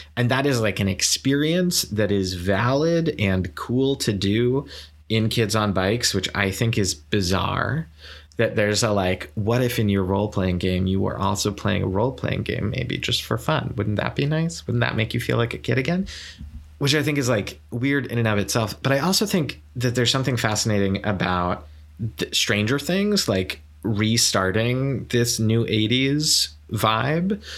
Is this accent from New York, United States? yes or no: yes; Saratoga Springs, New York, United States; moved away; I was in my hometown, which, like, Saratoga Springs is not a tiny place